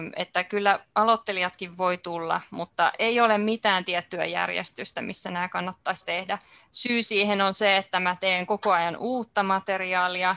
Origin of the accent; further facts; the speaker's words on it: Helsinki, Uusimaa, Finland; Mä olen ihan helsinkiläinen